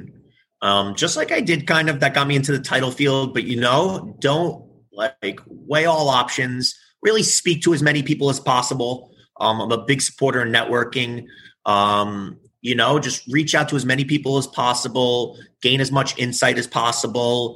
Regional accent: New York City, New York, United States; I live in the city and I'm originally from New York. So I've been here my whole life

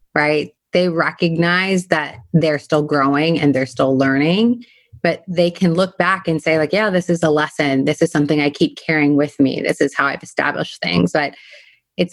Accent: California, United States; I'm a Californian. I grew up in California

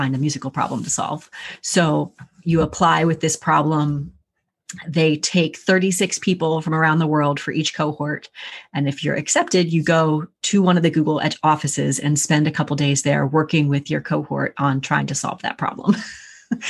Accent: Pennsylvania, United States; moved away as an adult; now in Northern Virginia, United States; I'm from Pennsylvania originally

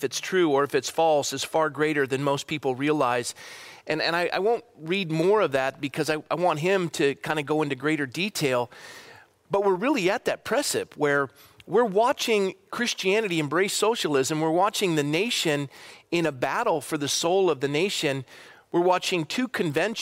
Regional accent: Coronado, California, United States; Childhood friend, we grew up together in my hometown in Coronado

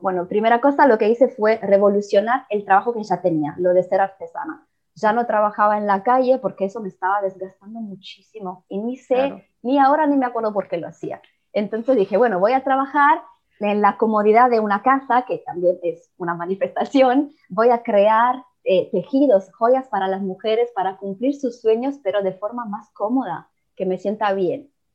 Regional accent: Italy; Spanish is a second language; also born or lived in Mexico; soy italiana

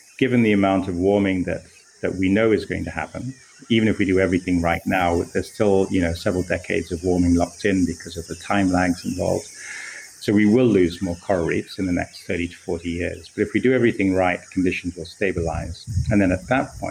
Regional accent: Kenya; as a Kenyan, I went into ocean science of coral reefs

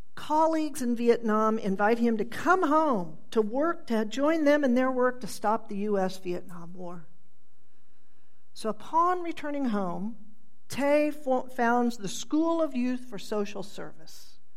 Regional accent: Tulsa, Oklahoma, United States; I grew up in Midtown Tulsa

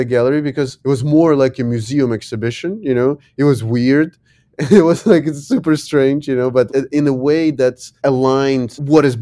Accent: Ukraine; also born or lived in Lyon, France / New York City, United States; I come from Ukraine

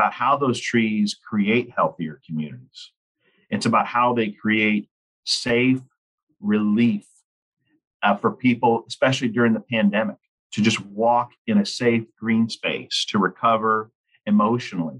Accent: Lincoln, Nebraska, United States; I grew up in Lincoln, Nebraska, and my parents were tree planters

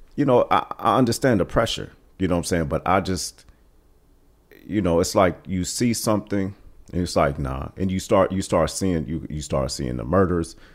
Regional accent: East Cleveland, Ohio, United States; we came to East Cleveland probably in the, uh, late seventies.

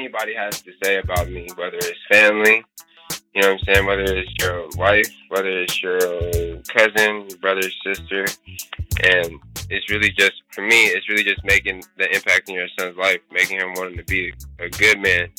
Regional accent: Union City, United States; I'm from Union City

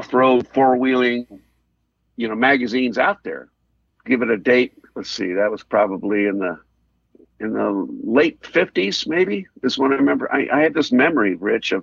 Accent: Los Angeles, California, United States; I'm a Southern California guy, and specifically in the San Fernando Valley

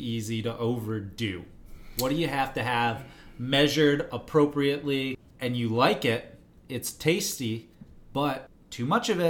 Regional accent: United States; I'm an American

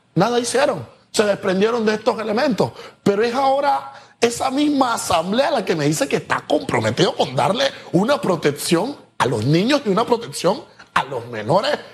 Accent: Panama; como panameños

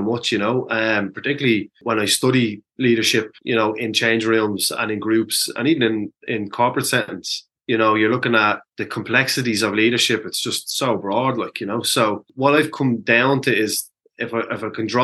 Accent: Dublin, Leinster, Ireland; I grew up in a community that there was a huge amount of community activists on the basis of how impoverished my community of Ballymun was

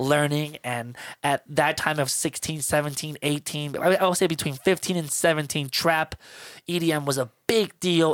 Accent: Miami, Florida, United States; moved away; I'm from Miami, Florida, so I was raised on hip-hop and R and B and salsa, merengue

